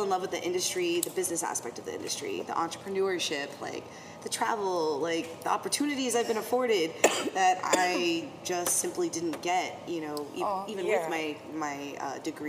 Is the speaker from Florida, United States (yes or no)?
yes; Miami, Florida, United States; from Miami, actually, Kendall, like, down the street